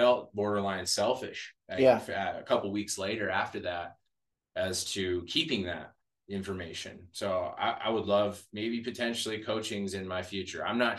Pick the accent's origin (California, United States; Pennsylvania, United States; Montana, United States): Montana, United States; I was from Montana, right?